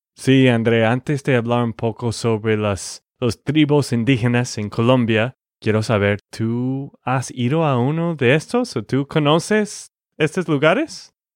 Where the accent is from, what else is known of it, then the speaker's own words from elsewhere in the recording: Texas, United States; de Texas, Estados Unidos